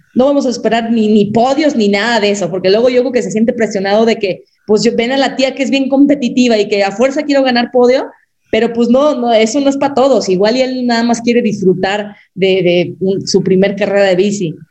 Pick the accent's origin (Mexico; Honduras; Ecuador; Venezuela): Mexico; nosotras como mexicanas también tenemos nuestra sangre azteca